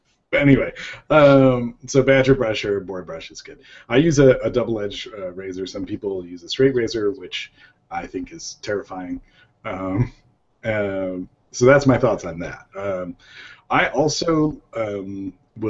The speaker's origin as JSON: {"language": "English", "town": "Chicago", "region": "Illinois", "country": "United States", "said": "I'm from Chicago, or around Chicago. The suburbs of Chicago."}